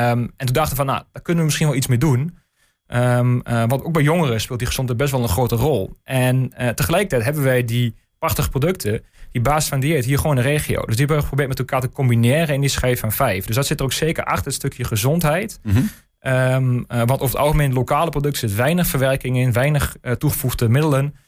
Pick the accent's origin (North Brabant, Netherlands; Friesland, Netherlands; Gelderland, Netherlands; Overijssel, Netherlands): Overijssel, Netherlands; De Lutte; En ik, ik kom zelf uit de Lutte. Ehm, dus echt kind van de regio.